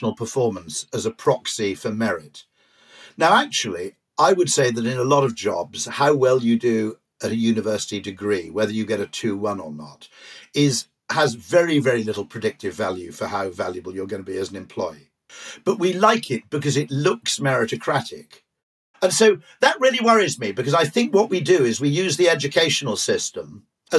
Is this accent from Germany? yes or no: no; Wales, United Kingdom; I grew up in Wales, where rugby is the mass sport